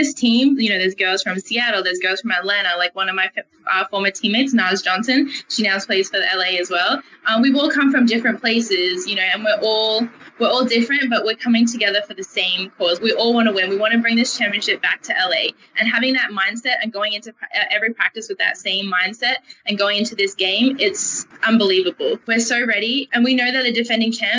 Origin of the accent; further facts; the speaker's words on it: Australia; moved away as an adult; now in Los Angeles, United States; we grew up in Australia